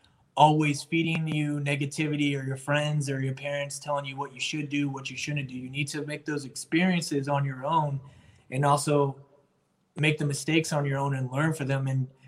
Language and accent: English; Jacksonville, North Carolina, United States; I was born and raised in Jacksonville, North Carolina, and I joined just to get stationed at Camp Lejeune.